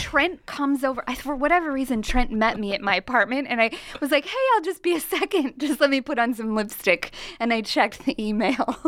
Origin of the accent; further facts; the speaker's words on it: Nebraska, United States; I am from Nebraska, okay? And I embrace, my attitude is Midwestern wisdom all the time